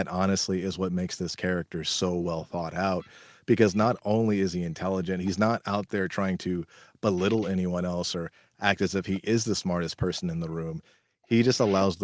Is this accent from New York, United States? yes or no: no; California, United States; I'm from California